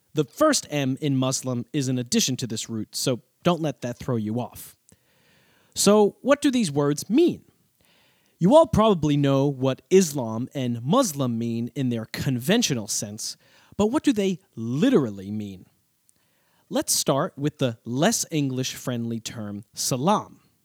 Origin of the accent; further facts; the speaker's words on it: United States; as an American